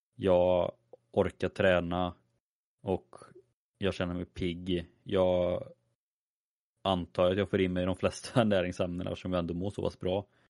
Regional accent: a small village outside Skövde, Västra Götaland, Sweden; där jag är ifrån, det var ju man gick i skolan på dagen, man spelade fotboll på kvällen. Alltså, det var ju så det som fanns att göra. Eh, I en liten by där utanför Skövde.

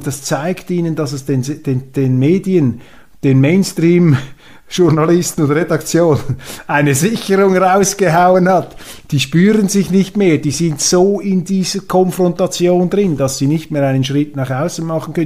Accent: Switzerland; bei uns in der Schweiz

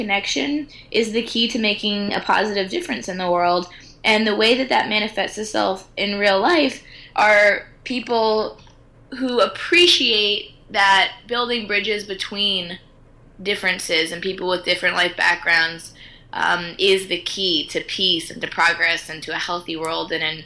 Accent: United States; I'm American

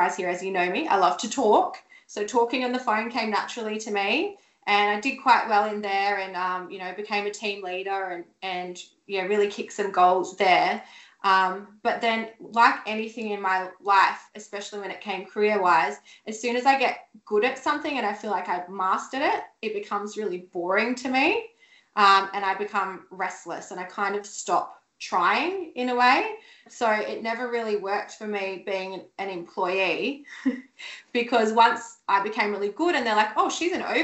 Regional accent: Sydney, New South Wales, Australia; moved away as an adult; now in Gold Coast, Australia; I'm from Sydney originally and I moved to the Gold Coast, oh God, so it'd be at least 11 or 12 years ago now.

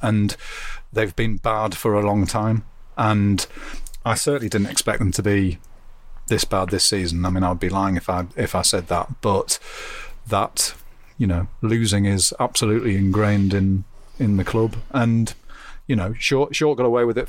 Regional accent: Durham, North East England, United Kingdom; I'm from Durham, so this is my part of the world.

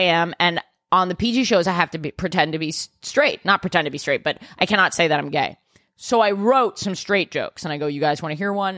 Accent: New York, United States; I'm a New Yorker

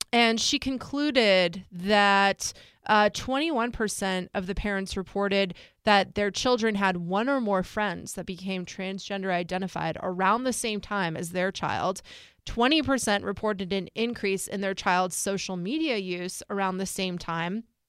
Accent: United States; born or raised there

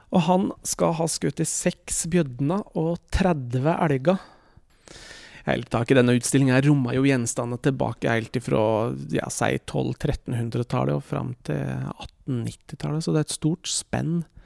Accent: Norway

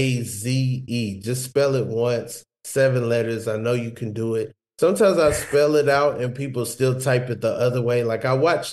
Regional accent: Georgia, United States; I'm from the south, by the way. Like I'm from Georgia

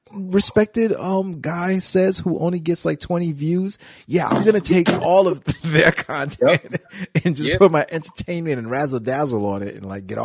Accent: Wisconsin, United States; Just because I'm from Wisconsin, don't mean I like cheese like that.

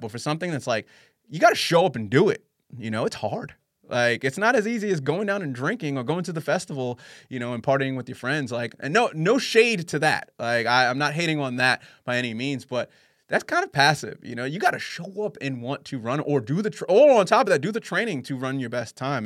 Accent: New York, United States; moved away as an adult; now in Sydney, Australia; as a New Yorker. I lived there for twelve years, born and raised

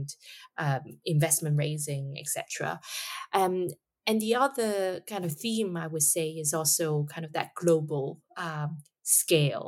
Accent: Hong Kong; Hong Kong, of course, my hometown

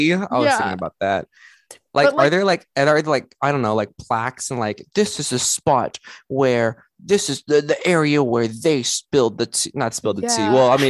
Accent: Texas, United States; As a Texan

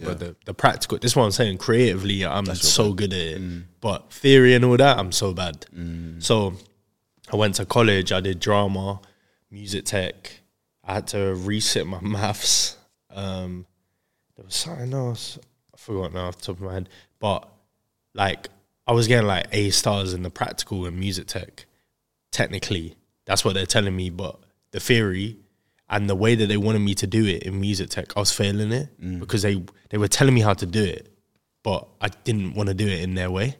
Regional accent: Crawley, South East England, United Kingdom; I'm from Crawley, West Sussex

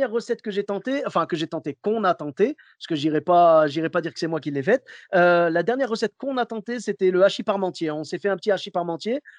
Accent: Clermont-Ferrand, Auvergne-Rhône-Alpes, France; Moi, je viens de Clermont-Ferrand. Tu sais, là-bas, c'est le pays du bleu d'Auvergne.

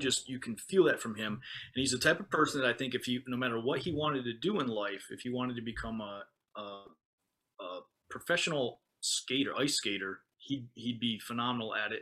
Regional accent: United States; now in Okinawa, Japan; as an American

